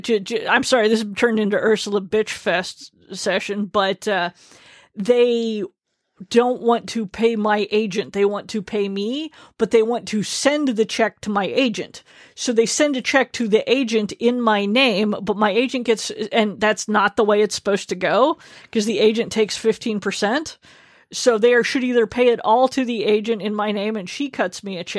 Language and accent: English; Yokosuka, Kanagawa, Japan; born there; because I was born abroad on Yokosuka Naval Base